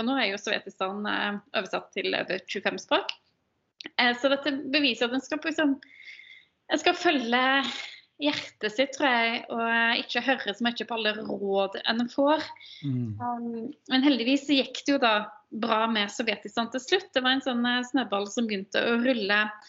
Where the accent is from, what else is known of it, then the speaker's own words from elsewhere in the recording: Ølen, Rogaland, Norway; moved away; jeg ble født og oppvokst i Ølen kommune, som er en del av Hordaland.